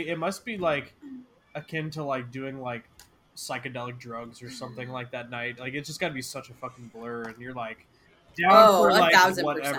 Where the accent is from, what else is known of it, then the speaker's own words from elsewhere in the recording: Ohio, United States; I'm from Ohio.